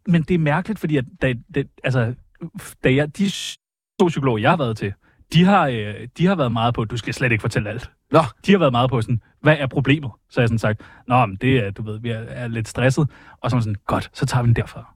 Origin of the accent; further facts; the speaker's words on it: Karlslunde, Zealand, Denmark; opvokset i Karlslunde